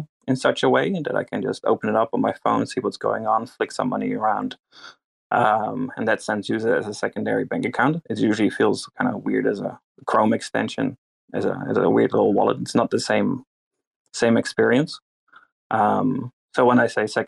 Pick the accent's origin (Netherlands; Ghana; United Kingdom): Netherlands; moved away as an adult; now in New Zealand; I'm from Holland, Netherlands, and I'm a resident in New Zealand, which took me 6 years.